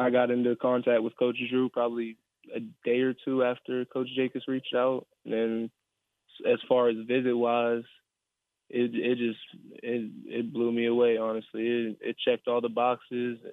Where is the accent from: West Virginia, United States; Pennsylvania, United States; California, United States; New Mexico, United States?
West Virginia, United States; Fairmont; I'm from Fairmont